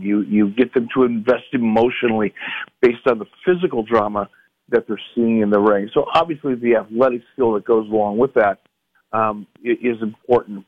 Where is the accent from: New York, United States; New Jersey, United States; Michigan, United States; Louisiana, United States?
Michigan, United States; Detroit; I grew up in Detroit